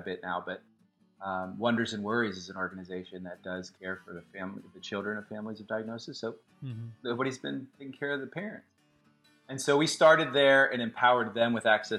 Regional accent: Austin, Texas, United States; moved away as an adult; also born or lived in New York / San Francisco; I was born and raised in Austin, and I lived around and traveled for work and New York and San Fran. So I'm back home

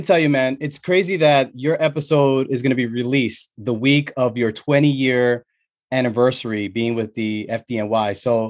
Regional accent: New York City, New York, United States; I'm originally from the Bronx, so I have that closeness to the city always.

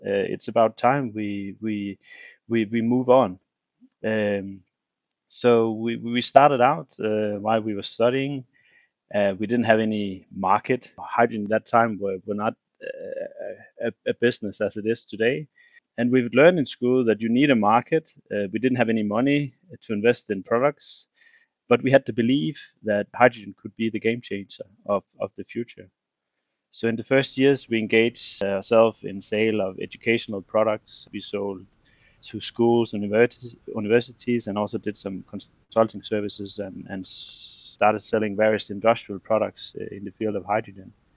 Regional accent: Denmark; I'm from Denmark

